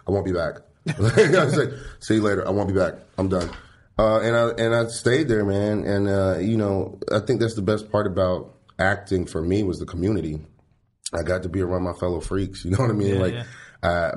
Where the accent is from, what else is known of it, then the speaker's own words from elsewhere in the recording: Fayetteville, North Carolina, United States; moved away; also born or lived in Washington, D.C. / Atlanta, Georgia; I was born in Cape Fear Valley Hospital in Fayetteville, North Carolina. And then I spent a bit part of my life in Washington, D.C. as well.